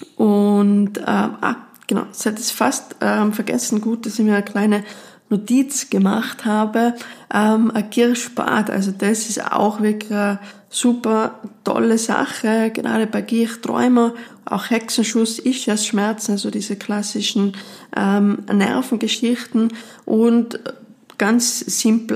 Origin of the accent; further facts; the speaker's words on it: Tyrol, Austria; bei uns in Tirol